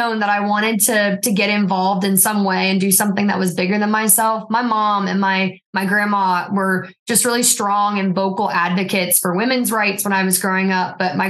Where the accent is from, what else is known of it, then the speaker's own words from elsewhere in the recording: Roxboro, North Carolina, United States; I'm born and raised in Person County, North Carolina. So it's a county that's around 40,000 people-ish, and it's right near the Virginia border. And it was a county my entire life I spent running from